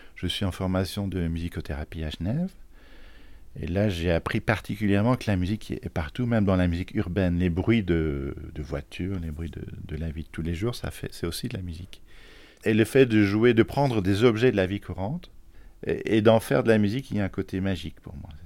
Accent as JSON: {"language": "French", "town": "Charleroi", "region": "Wallonia", "country": "Belgium", "tie": "born or raised there", "moved": "yes", "lives_now": "Thoiry, France", "said": "je suis né en Belgique, dans une ville euh, qui n'a pas très bonne réputation, euh, à Charleroi"}